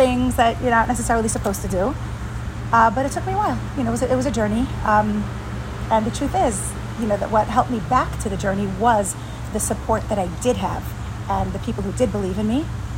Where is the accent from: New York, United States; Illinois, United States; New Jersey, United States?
New York, United States; New York City; also born or lived in Israel / Mexico / San Diego; now in Miami, United States; I grew up in Brooklyn, New York.